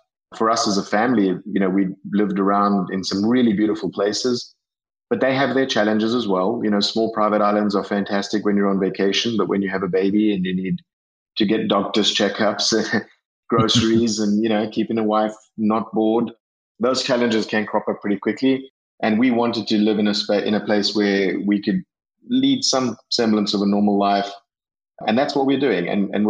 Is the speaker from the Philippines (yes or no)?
no; South Africa; moved away as an adult; also born or lived in London, England / Ireland / Caribbean; now in Northwest Arkansas, United States; I'm originally from South Africa.